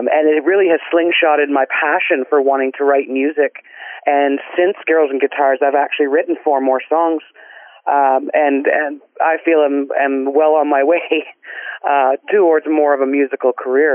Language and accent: English; Guelph, Ontario, Canada; now in Orton, Canada; I currently reside in Orton, Ontario, but I was born and raised in Guelph, Ontario.